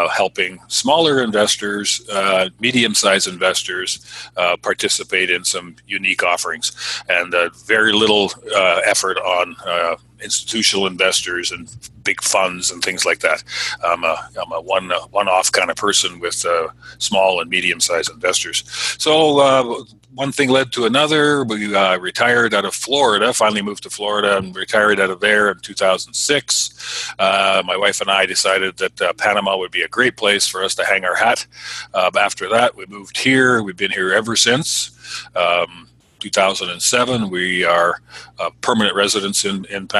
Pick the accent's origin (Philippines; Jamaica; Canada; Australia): Canada; moved away as an adult; also born or lived in Southern California; I'm Canadian